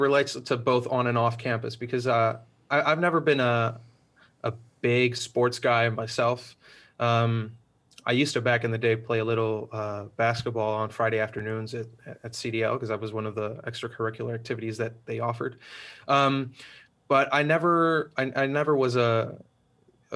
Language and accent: English; Switzerland; moved away as an adult; also born or lived in Spain; now in Netherlands; the fact that I grew up there, and growing up in Switzerland